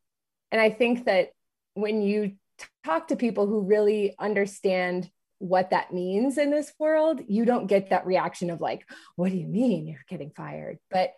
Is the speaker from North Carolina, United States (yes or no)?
no; Minnesota, United States; moved away as an adult; also born or lived in Los Angeles; now in Kansas City, United States; We are both originally from Minnesota.